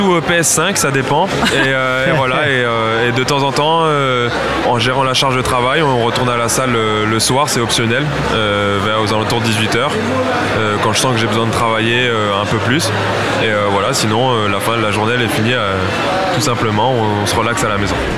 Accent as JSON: {"language": "French", "region": "southern France", "country": "France", "moved": "yes", "lives_now": "Bologna, Italy", "said": "je viens du sud de la France"}